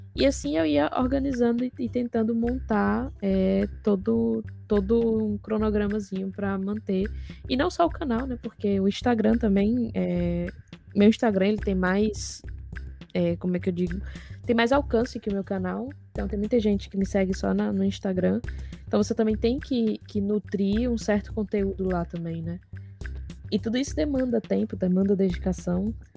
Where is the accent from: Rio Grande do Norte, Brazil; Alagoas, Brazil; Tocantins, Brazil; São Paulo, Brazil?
Rio Grande do Norte, Brazil; Natal; moved away as an adult; also born or lived in Argentina; eu sou de Natal. Natal é a capital do Rio Grande do Norte